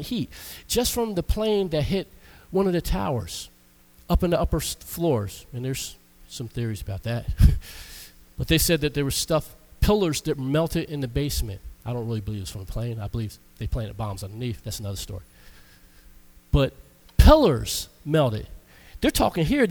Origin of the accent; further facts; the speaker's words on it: United States; I'm American